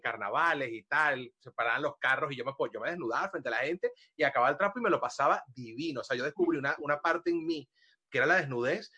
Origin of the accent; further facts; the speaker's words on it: Valencia, Carabobo, Venezuela; yo soy de Valencia